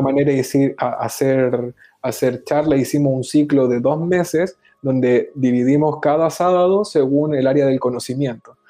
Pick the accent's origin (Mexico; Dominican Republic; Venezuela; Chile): Chile; moved away as an adult; now in Barcelona, Spain; siendo los dos chilenos y estando acá en Barcelona